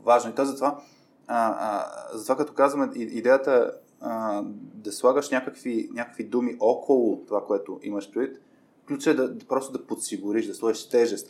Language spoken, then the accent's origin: Bulgarian; Burgas, Burgas Province, Bulgaria; moved away as an adult; now in Sofia, Bulgaria; аз съм роден в Бургас, израсъл съм в Бургас и, и чак на, на 18 дойдох в София.